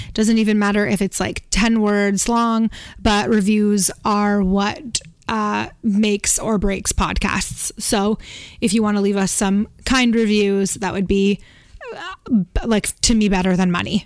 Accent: Canada; we're Canadian

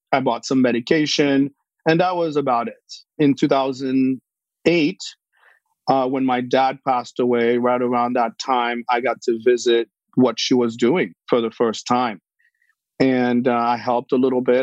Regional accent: Haiti; moved away; I was born in Haiti

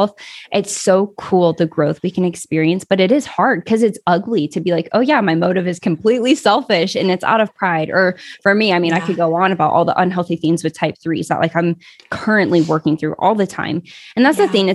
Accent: Kansas, United States; I grew up in the Midwest, Kansas, actually

